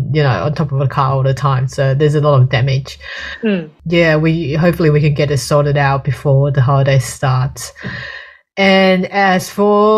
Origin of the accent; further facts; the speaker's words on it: Australia; being an Australian